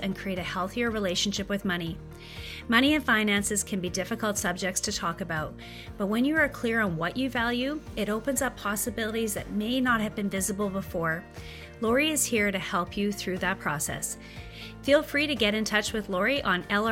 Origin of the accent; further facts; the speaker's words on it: Saskatchewan, Canada; we're both from Saskatchewan